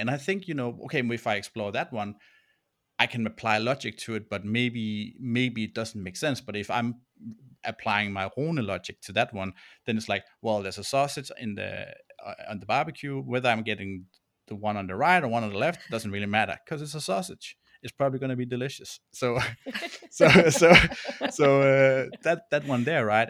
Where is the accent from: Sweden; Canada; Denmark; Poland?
Denmark; English is a second language; moved away as an adult; also born or lived in Copenhagen, Denmark / Berlin, Germany; now in Melbourne, Australia; I'm from, uh, Denmark, and, um, yeah, born and raised, uh, in Den-, in Denmark